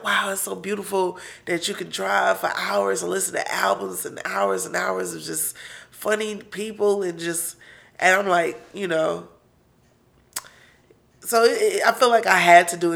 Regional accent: Detroit, Michigan, United States; also born or lived in San Antonio, Texas; I was born in Detroit, and then for preschool, I was in San Antonio

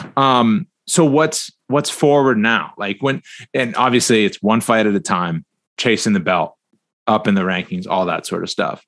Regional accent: Northeast, United States; I'm from the Northeast

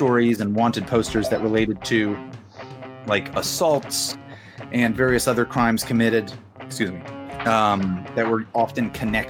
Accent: England, United Kingdom; now in Australia; I was originally English, but now I'm Australian.

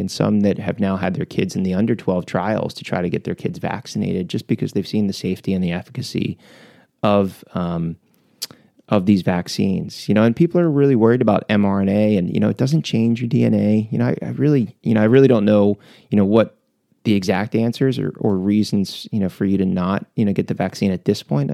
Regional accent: Philadelphia, Pennsylvania, United States; we grew up in Philly.

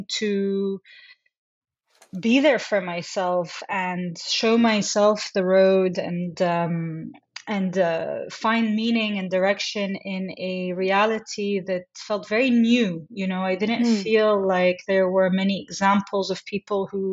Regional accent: Jeddah, Makkah Province, Saudi Arabia; I grew up in Jeddah, Saudi Arabia, the second largest city in Saudi.

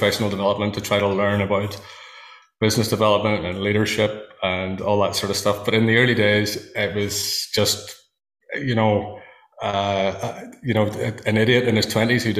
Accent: Northern Ireland, United Kingdom; I live in Northern Ireland. I was brought up on a farm in a pretty rural part of the world

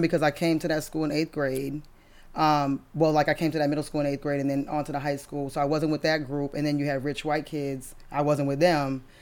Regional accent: Brockton, Massachusetts, United States; moved away; I'm originally from Brockton, Massachusetts.

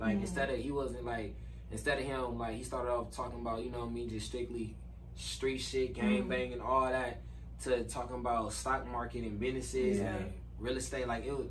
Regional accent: Victorville, California, United States; also born or lived in Pomona / San Bernardino / Rialto; I'm from Victorville, California.

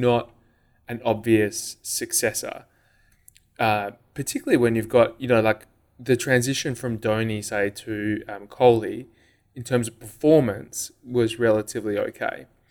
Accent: Western Australia, Australia; growing growing up in Western Australia

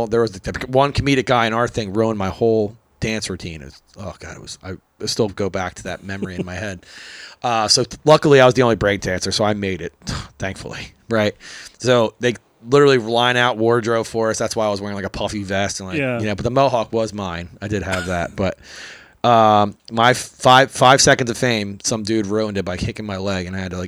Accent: Philadelphia, Pennsylvania, United States; also born or lived in Oklahoma / Hawaii / Los Angeles; I'm a breakdancer from Philly.

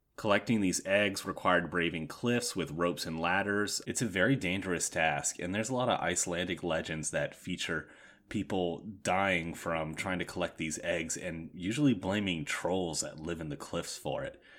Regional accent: Yorktown, Virginia, United States; in Yorktown, Virginia, which is my hometown

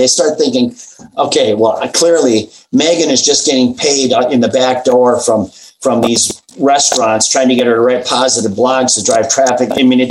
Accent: Midwest, United States; I've always been about comfort food. I grew up in the Midwest.

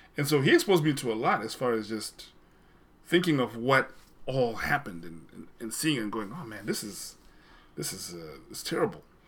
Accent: Zimbabwe; moved away; I grew up in Zimbabwe where I sort of was exposed to a more formal British English.

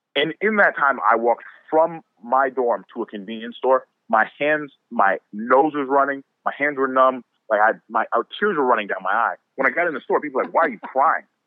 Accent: Tampa, Florida, United States; now in Connecticut, United States; I'm originally from Tampa

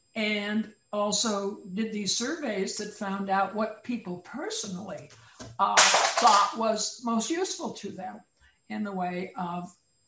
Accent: California, United States; Now, as a Californian, and I hope other people elsewhere as well, love avocados.

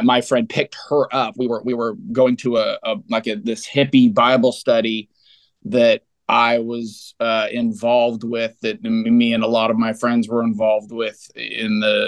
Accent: Fremont, California, United States; I come from the San Francisco Bay Area in a town called Fremont, which is about midway between San Jose and San Francisco. So real bedroom community, suburban city, really kind of idyllic place to grow up in the 80s

